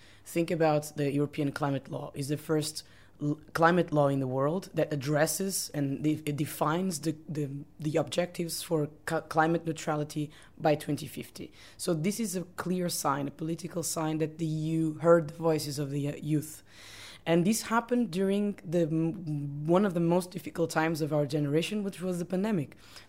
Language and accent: English; Portugal; I'm from Portugal.